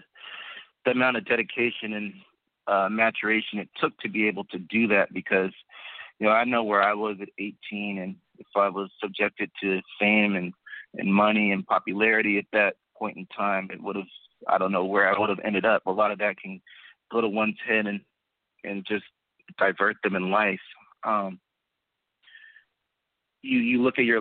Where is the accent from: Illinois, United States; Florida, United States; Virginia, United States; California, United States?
California, United States; Southern; I grew up in Southern California